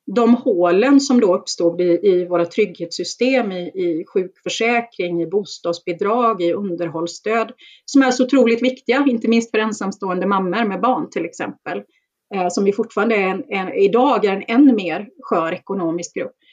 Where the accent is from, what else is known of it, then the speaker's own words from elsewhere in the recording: Gothenburg, Västra Götaland, Sweden; jag är ju uppväxt i, i Bergsjön eh, utanför Göteborg